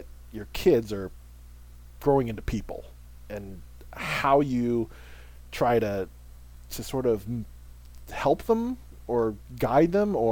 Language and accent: English; Philippines; as a Filipino